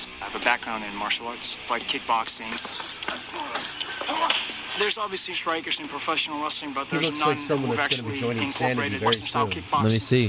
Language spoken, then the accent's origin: English; Amsterdam, North Holland, Netherlands; I'm from Amsterdam, Holland.